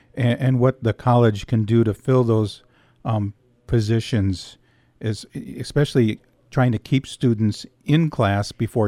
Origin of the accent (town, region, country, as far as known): Escanaba, Michigan, United States; born or raised there